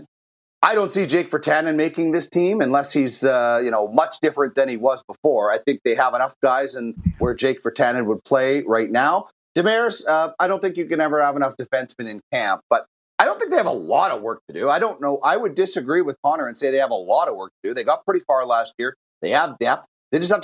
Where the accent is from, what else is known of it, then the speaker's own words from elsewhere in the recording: Brandon, Manitoba, Canada; moved away; I grew up in Manitoba. Brandon